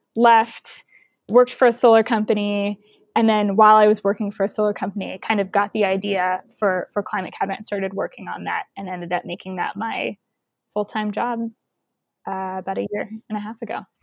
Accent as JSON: {"language": "English", "town": "Houston", "region": "Texas", "country": "United States", "tie": "born or raised there", "said": "growing up in Houston"}